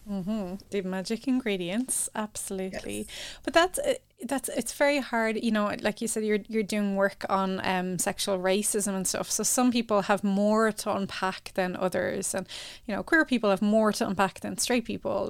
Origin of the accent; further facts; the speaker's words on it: Ireland; growing up in Ireland